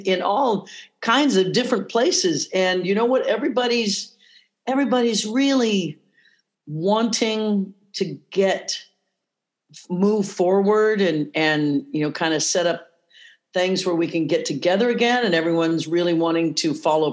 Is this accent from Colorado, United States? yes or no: no; Leavenworth, Kansas, United States; moved away as an adult; I grew up in Leavenworth, Kansas